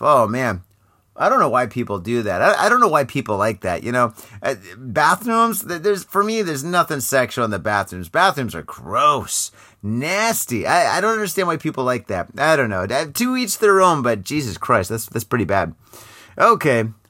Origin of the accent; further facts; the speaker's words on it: Michigan, United States; now in Japan; I grew up in Michigan